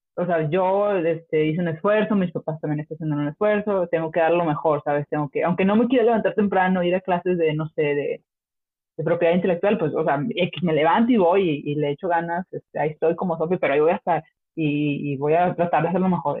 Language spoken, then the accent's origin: Spanish; Mexico; moved away; soy súper orgullosa de México